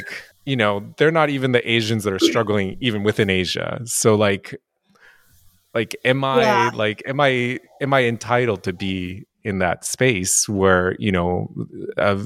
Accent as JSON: {"language": "English", "country": "Japan", "tie": "born or raised there", "also_born_or_lived": "United States", "moved": "yes", "lives_now": "Montreal, Canada", "said": "I grew up in Japan, like in like, I wouldn't say rural Japan, but like kind of middle of nowhere"}